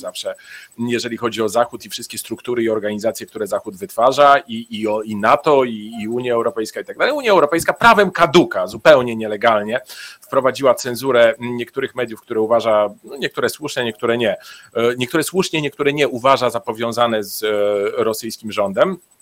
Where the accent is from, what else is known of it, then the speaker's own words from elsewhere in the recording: Bulgaria; moved away; ja w Bułgarii się urodziłem, tam spędzałem dzieciństwo